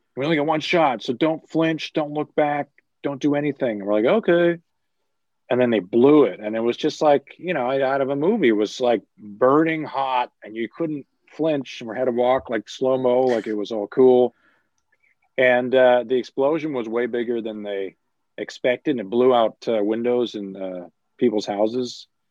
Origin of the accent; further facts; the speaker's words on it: Vancouver, British Columbia, Canada; we grew up in Vancouver